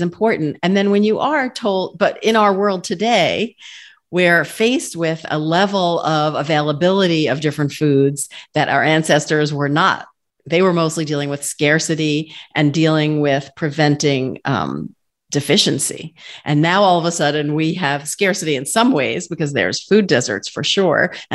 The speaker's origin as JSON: {"language": "English", "region": "New York", "country": "United States", "tie": "born or raised there", "said": "I'm a New Yorker. I grew up in a Jewish family eating bagels"}